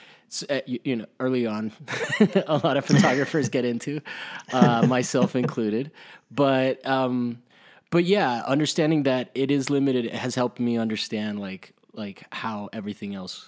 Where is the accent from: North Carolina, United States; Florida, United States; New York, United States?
Florida, United States; Miami; I grew up in Miami